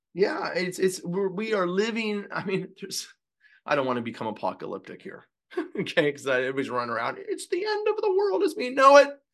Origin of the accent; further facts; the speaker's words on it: California, United States; I'm from California